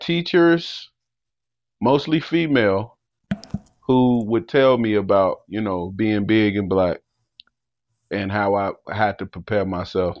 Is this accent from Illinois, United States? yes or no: yes; Chicago, Illinois, United States; growing up in Chicago